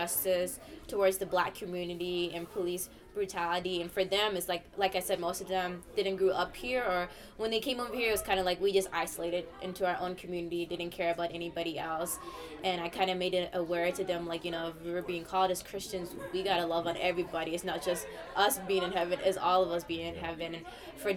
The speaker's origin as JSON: {"language": "English", "town": "Dallas", "region": "Texas", "country": "United States", "tie": "born or raised there", "said": "I was born and raised in Dallas, Texas"}